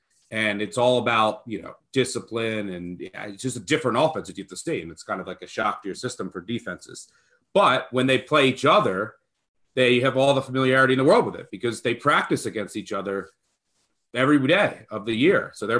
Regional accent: Pennsylvania, United States; I grew up outside of Philly, and my dad would take me.

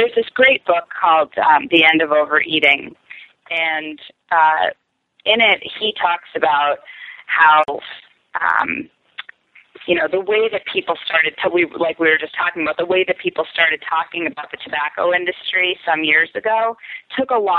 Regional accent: Boston, Massachusetts, United States; moved away as an adult; also born or lived in Boulder / Dallas / Wyoming; now in New York, United States; I grew up in Boston, but then I went to Boulder

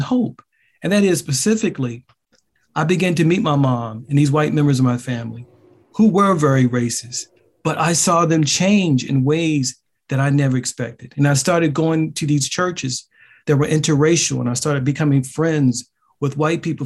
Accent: Baltimore, Maryland, United States; I grew up in an extremely racially segregated neighborhood

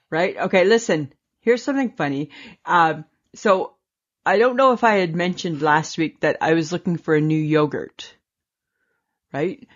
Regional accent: Canada; we're Canadian.

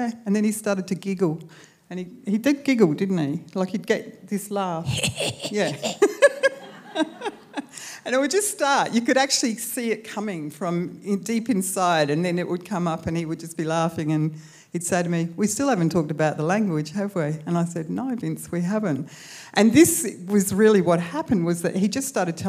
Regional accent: Clare, South Australia, Australia; moved away as an adult; also born or lived in Hobart / Melbourne; I grew up in Clare and had spent my first 18 years there

